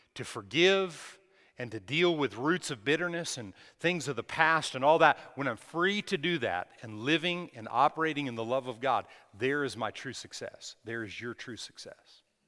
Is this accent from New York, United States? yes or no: no; Texas, United States; we're from Texas